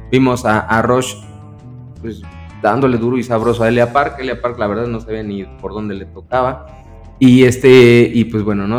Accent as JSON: {"language": "Spanish", "country": "Mexico", "said": "somos mexicanos, nos enorgullece, pelearíamos por nuestra tierra y nuestra patria"}